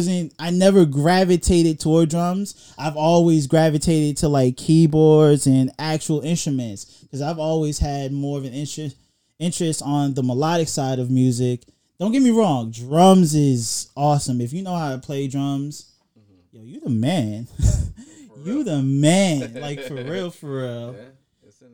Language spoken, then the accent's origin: English; New York City, New York, United States; now in Atlanta, United States; growing up in Brooklyn, being in the band